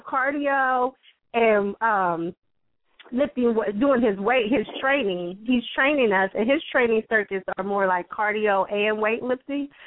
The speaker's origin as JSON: {"language": "English", "region": "West Virginia", "country": "United States", "moved": "yes", "lives_now": "Columbus, United States", "said": "I'm originally from West Virginia, but have been in Columbus, Ohio for a very long time."}